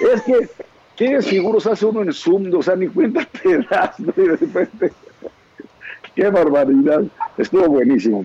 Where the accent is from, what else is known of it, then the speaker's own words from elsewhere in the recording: Mexico; sí estoy enojado como mexicano, como ciudadano